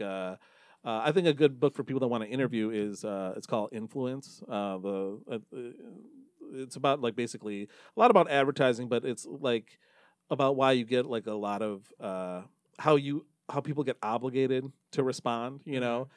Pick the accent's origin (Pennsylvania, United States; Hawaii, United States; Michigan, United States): Michigan, United States; Novi; also born or lived in Dearborn Heights, Michigan; I grew up in Novi